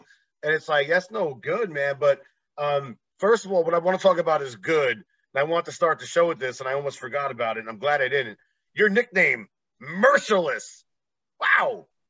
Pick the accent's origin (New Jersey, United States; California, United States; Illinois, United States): New Jersey, United States; East Coast of; now in Las Vegas, United States; I live in Vegas now. I'm originally from the East Coast of New Jersey.